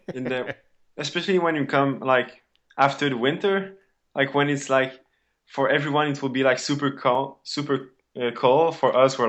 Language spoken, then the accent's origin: English; Montreal, Quebec, Canada; Yeah, so I'm from Montreal, Quebec, Canada. But I live about like 1 hour up north from Montreal. So it's more like I live just close to the forest, and I live on a lake.